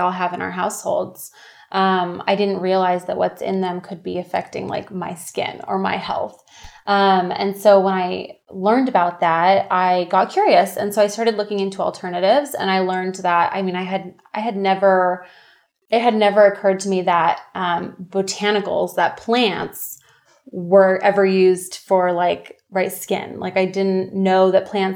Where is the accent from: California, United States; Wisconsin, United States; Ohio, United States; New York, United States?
California, United States; Orange County; also born or lived in Santa Barbara, California; I'm born and raised in Orange County, California